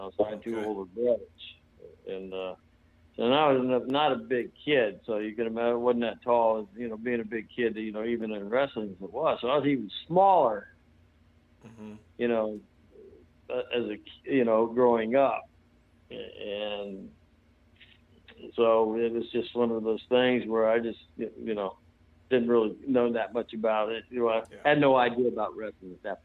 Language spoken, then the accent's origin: English; St. Petersburg, Florida, United States; born or raised there; also born or lived in Hawaii / North Carolina